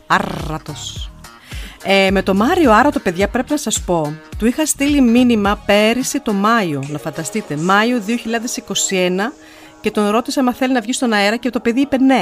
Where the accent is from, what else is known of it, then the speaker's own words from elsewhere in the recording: Evros, Eastern Macedonia and Thrace, Greece; now in Nuremberg, Germany; Εγώ από τον Εύρο. Εμεί είμαστε από τον Εύρο